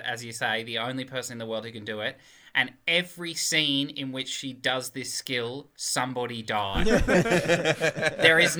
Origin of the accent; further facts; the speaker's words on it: Canberra, Australian Capital Territory, Australia; I grew up in MacArthur